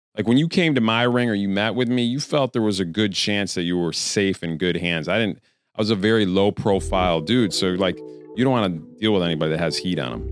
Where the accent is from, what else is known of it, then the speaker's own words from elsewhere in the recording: Queensbury, New York, United States; I'm from upstate New York